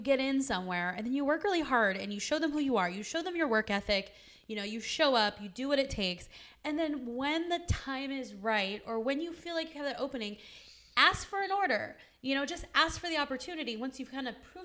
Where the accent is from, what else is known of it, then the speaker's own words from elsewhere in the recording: San Diego, California, United States; moved away; I'm originally from San Diego